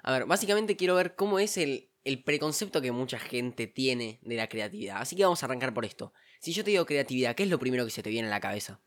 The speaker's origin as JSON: {"language": "Spanish", "country": "Argentina", "said": "nosotros incluso como argentinos"}